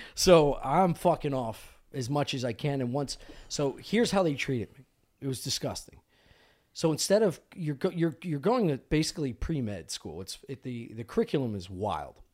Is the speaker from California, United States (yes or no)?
no; Delco, Pennsylvania, United States; I'm coming from Delco. Like, ok, I went to school, high school with a bunch of waterheads